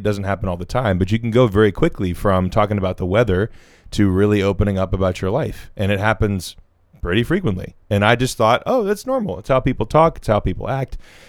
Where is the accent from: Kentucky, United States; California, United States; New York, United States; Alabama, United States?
Alabama, United States; I grew up down here in Southern Alabama, where everyone talks to everyone all the time.